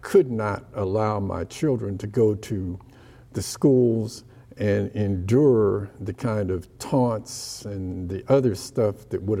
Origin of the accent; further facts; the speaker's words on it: Ohio, United States; Yeah, so all that was part of, the legacy I had as a kid growing up in Ohio.